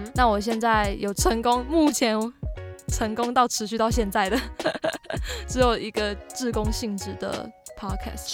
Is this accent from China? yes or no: no; Hsinchu, Taiwan; moved away as an adult; now in Taipei, Taiwan; 我是在台北读大学嘛，啊，我老家在新竹